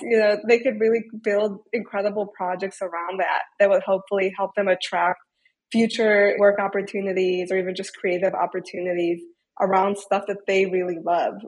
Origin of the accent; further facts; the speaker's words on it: Detroit, Michigan, United States; I grew up in Metro Detroit